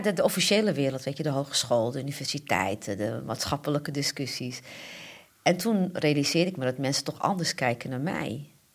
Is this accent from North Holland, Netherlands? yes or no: yes; Amsterdam, North Holland, Netherlands; ik ben Amsterdamse en ik ben van Ajax